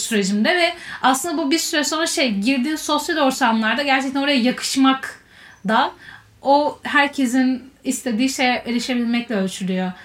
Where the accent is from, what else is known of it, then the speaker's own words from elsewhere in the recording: Istanbul, Turkey; ben İstanbul'da büyüdüm